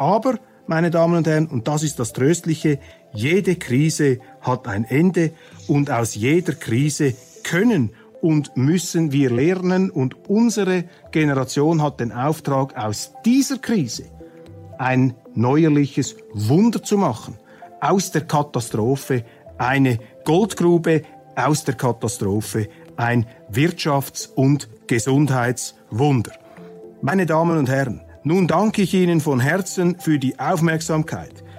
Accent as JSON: {"language": "German", "country": "Switzerland"}